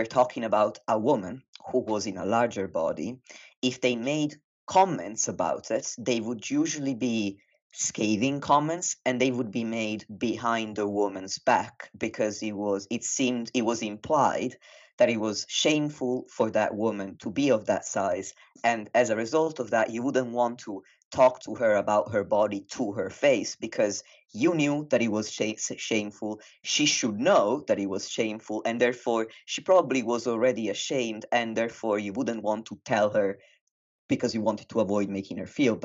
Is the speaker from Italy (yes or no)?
yes; Italy; moved away as an adult; now in United Kingdom; I was raised in Italy and I moved to the UK when I was 18